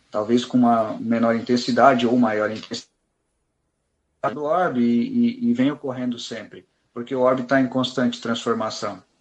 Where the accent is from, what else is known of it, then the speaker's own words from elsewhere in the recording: Orleans, Santa Catarina, Brazil; Eu iniciei uh, na doutrina espírita em 2011, no Centro Espírita Libertação, sou natural de Orleans